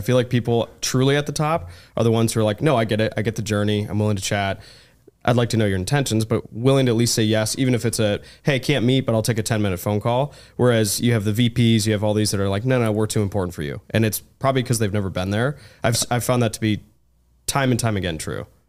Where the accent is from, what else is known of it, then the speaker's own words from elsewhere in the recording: Ann Arbor, Michigan, United States; I'm originally from Ann Arbor, Michigan